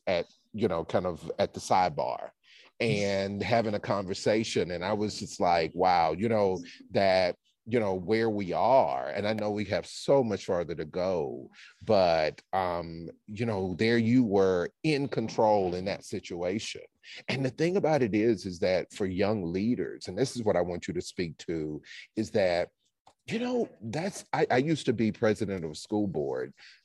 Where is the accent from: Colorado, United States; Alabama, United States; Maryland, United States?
Alabama, United States; moved away as an adult; also born or lived in Louisiana / Connecticut; I was born and raised in Alabama, went to college in Louisiana